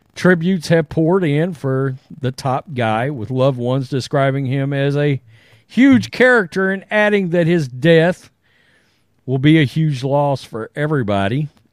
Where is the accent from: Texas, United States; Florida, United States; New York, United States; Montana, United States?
Texas, United States; Crystal City; I was born in Crystal City, Texas, which is, was literally, it's just over the border from Mexico